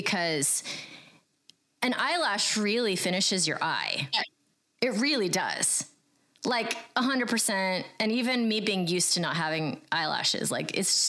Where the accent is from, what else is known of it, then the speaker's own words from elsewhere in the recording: United States; I grew up in America